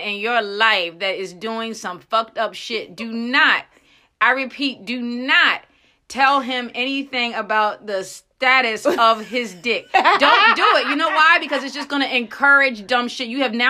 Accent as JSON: {"language": "English", "town": "Frederick", "region": "Maryland", "country": "United States", "said": "Well, I am from Frederick, Maryland, and it has to be the most removed place from any real ghetto."}